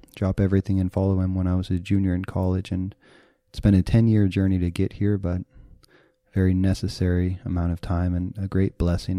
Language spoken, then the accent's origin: English; Moscow, Idaho, United States; moved away; I've grew up my, almost my whole life in Moscow.